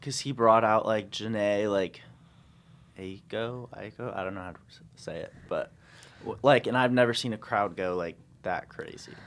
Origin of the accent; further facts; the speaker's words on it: California, United States; I'm from California